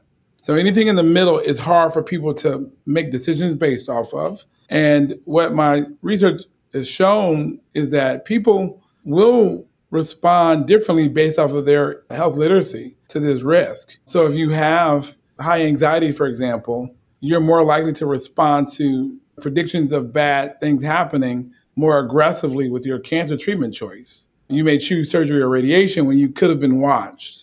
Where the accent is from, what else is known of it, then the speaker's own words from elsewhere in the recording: Chicago, Illinois, United States; I'm from the South Side of Chicago.